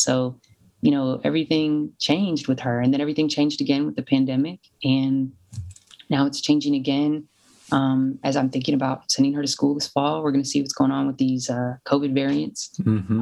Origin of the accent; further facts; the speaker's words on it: Louisville, Kentucky, United States; moved away as an adult; my hometown in Louisville.